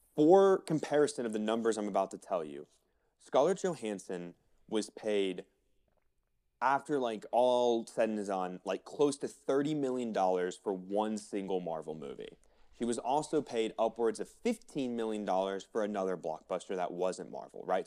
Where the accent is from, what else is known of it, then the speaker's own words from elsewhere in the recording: Florida, United States; now in Colorado, United States; I grew up in Florida